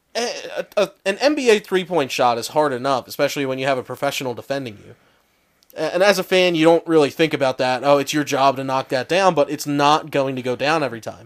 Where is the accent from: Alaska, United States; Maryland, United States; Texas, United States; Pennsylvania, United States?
Pennsylvania, United States; Philadelphia; I'm from Philly